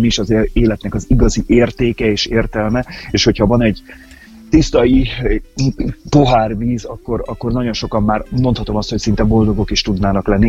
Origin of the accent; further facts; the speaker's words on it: Pécs, Baranya, Hungary; én ugye egy Pécsi vagyok